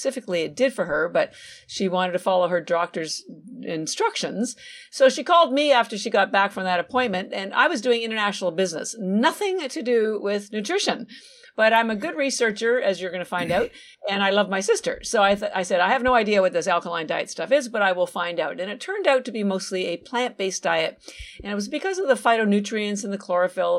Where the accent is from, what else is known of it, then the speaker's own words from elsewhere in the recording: Canada; moved away as an adult; now in Boston, United States; So I'm actually Canadian. My family's still in Canada. All my education, I have an MBA and a bachelor of science, bachelor's degree, all from Canada. But I do live in Boston, Massachusetts, and I've been here about 33 years.